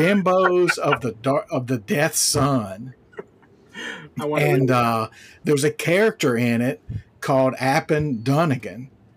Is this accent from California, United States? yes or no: no; New River Valley of Virginia, United States; I grew up like in the New River Valley of Virginia, like near Virginia Tech. It's kind of like our closest big school.